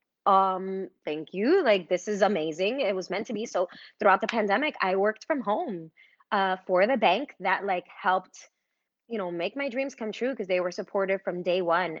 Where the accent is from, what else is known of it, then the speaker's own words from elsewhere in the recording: Hamden, Connecticut, United States; also born or lived in Brooklyn, New York; I was born in Brooklyn, and then at 10, my dad moved us out of the city, you know. He didn't want to raise us there. And so we moved to Hamden, and then, you know, I lived there until after college